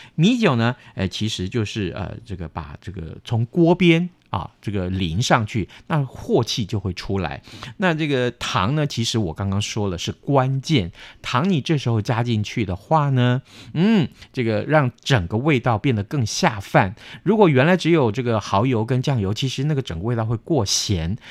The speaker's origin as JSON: {"language": "Chinese", "town": "Tainan", "country": "Taiwan", "said": "我们台南人吃韭菜花的时候，把它切成沫儿"}